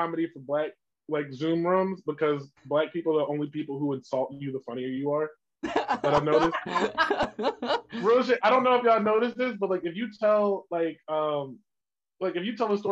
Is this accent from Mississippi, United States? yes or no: no; Chester, Pennsylvania, United States; moved away as an adult; now in Williamsport, United States; I'm from Chester